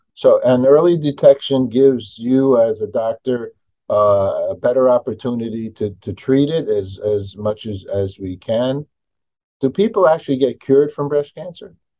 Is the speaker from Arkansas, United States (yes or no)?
no; New York, United States; I'm from New York